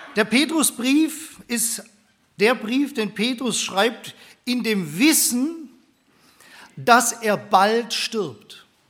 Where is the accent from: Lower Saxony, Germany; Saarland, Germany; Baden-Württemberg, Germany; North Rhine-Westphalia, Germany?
Baden-Württemberg, Germany; Steinenbronn; also born or lived in Stuttgart; Bin gebürtiger Stuttgarter, aber da habe ich noch nicht so viel mitgekriegt damals. Bin aufgewachsen in einem kleinen Ort in Steinenbronn